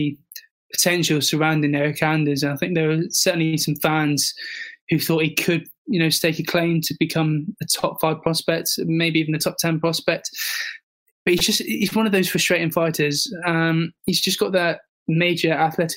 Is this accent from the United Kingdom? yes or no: yes; England, United Kingdom; as a proud Englishman